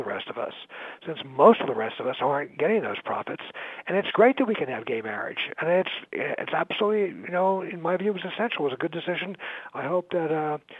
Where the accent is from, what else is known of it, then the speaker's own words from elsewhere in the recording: New York, United States; now in Chicago, United States; I'm from New York, and I sort of follow New York politics, even though I live in Chicago now